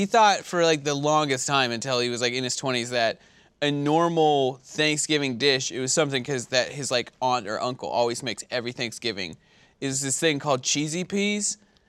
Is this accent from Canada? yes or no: yes; Canada